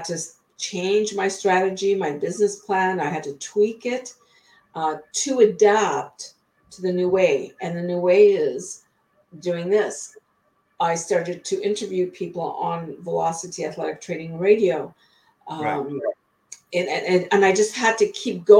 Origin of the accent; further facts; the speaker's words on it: Ottawa, Ontario, Canada; moved away as an adult; also born or lived in British Columbia, Canada; now in Blaine, United States; Everybody has a restaurant or a grocery store in Ottawa. That's where I was born and raised in Canada